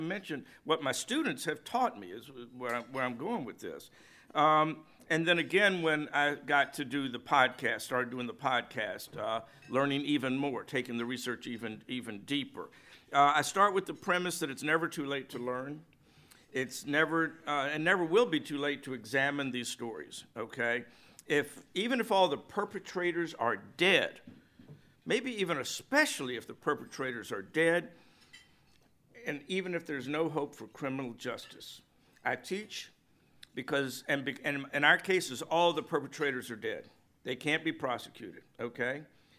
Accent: the South, United States; I am just amazed what I didn't know in my many years on this planet as a Southerner, as a journalist in the South

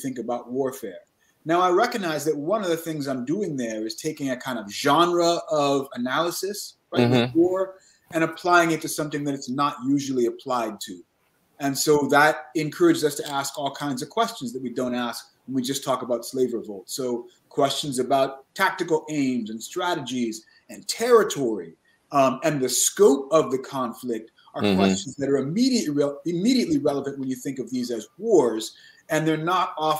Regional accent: San Diego, California, United States; I grew up in San Diego, California, in the late Cold War period

